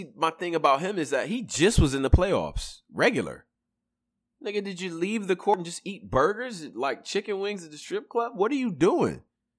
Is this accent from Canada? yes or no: no; Ghana; I'm from Ghana, nigga. I claim Ghana.